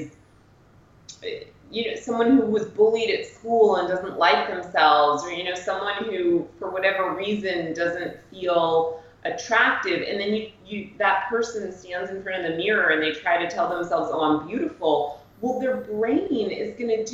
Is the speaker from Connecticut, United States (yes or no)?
yes; Greenwich, Connecticut, United States; moved away as an adult; also born or lived in Cape Cod, Massachusetts; I spent most of my life, I think from, you know, less than a year to my early 20s in Greenwich, Connecticut